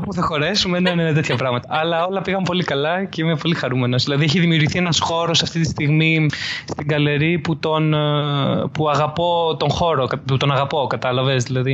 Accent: Athens, Attica, Greece; also born or lived in Volos; από Αθήνα. Ε, γεννήθηκα στην Αθήνα. Ε, μετακόμισα στο Βόλο στα 18 μου να σπουδάσω. Γύρισα πέρσι το 2018 από το Βόλο πάλι στην αθηνα

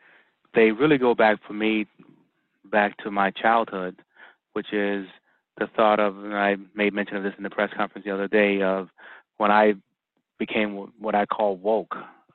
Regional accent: Boston, Massachusetts, United States; I grew up in Mattapan.

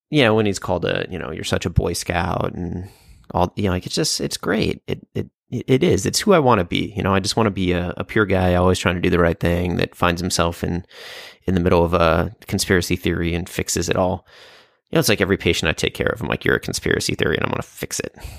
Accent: Chicago, Illinois, United States; growing up in Chicago

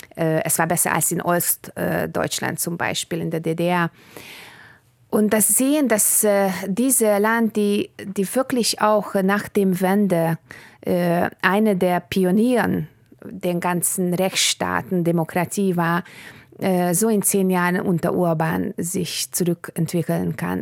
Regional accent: Hungary; German is a second language; mein Vater aus Bulgarien kam und meine Mutter äh, aus Ungarn und wir haben also im Ungarn gelebt, aber zu Hause haben wir Bulgarisch gesprochen

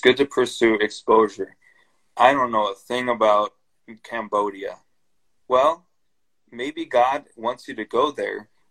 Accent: Brazil; moved away; also born or lived in Chicago / Indonesia; I grew up in Brazil, so I speak Portuguese

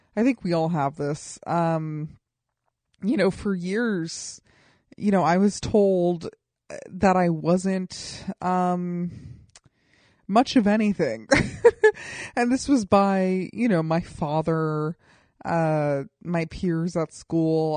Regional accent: Colorado Springs, Colorado, United States; moved away as an adult; now in Los Angeles, United States; people who I grew up with in Colorado Springs

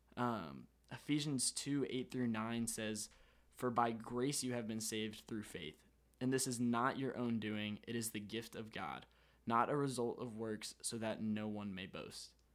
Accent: Florida, United States; I'm from Florida

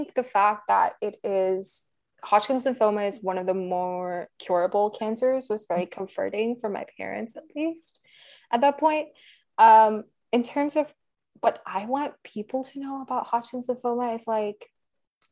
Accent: Delhi, India; moved away as an adult; now in United States; I grew up in Delhi.

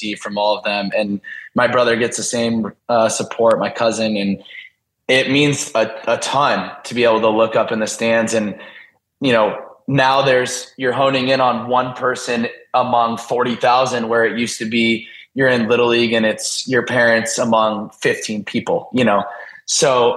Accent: Del Mar, California, United States; moved away as an adult; now in Philadelphia, United States; I grew up in Del Mar, pretty close to the beach

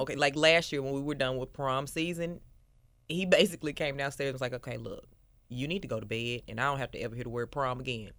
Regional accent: Memphis, Tennessee, United States; I am born and raised in Memphis, Tennessee. I grew up in Westwood

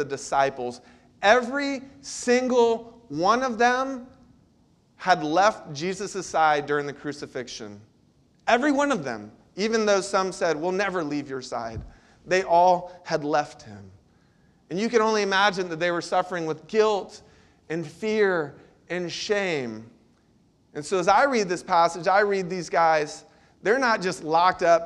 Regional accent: Central Florida, United States; When I was a kid, I grew up in Central Florida

